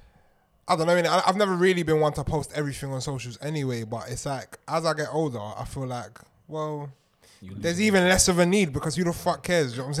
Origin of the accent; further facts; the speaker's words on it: London, United Kingdom; Nah, as in, we are from London